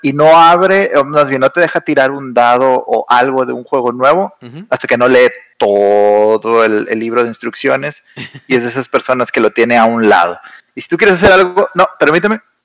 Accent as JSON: {"language": "Spanish", "town": "Saltillo", "region": "Coahuila", "country": "Mexico", "moved": "as an adult", "lives_now": "Monterrey, Mexico", "said": "yo soy de Saltillo, que está a una hora de Monterrey. Yo me vine a estudiar la carrera a Monterrey y aquí me quedé."}